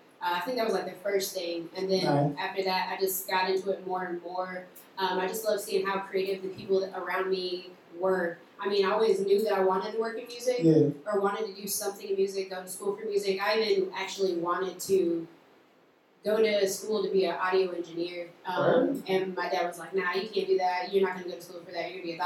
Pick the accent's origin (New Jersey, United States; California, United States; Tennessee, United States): Tennessee, United States; Knoxville; I'm from Knoxville, Tennessee.